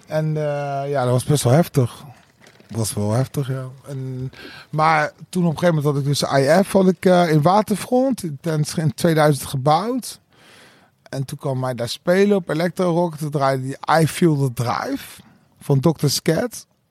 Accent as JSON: {"language": "Dutch", "country": "Netherlands", "tie": "born or raised there", "said": "ik ben dus hier in het Berger ziekenhuis geboren."}